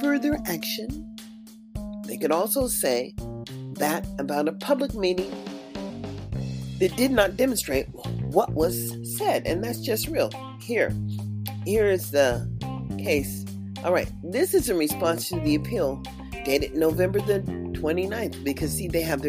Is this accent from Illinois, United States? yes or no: no; California, United States; also born or lived in Mississippi; now in Nevada, United States; Mississippi where I was born, in the South. I'm living on the far west coast in Nevada. But I was raised up in California